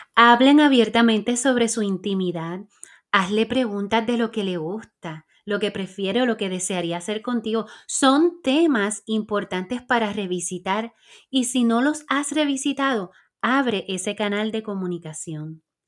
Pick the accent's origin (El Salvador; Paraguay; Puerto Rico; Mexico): Puerto Rico; soy puertorriqueña